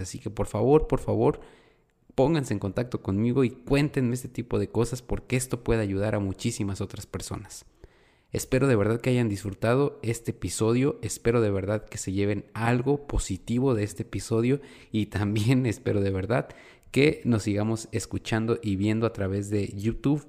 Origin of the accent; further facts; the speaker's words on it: Mexico; nosotros los mexicanos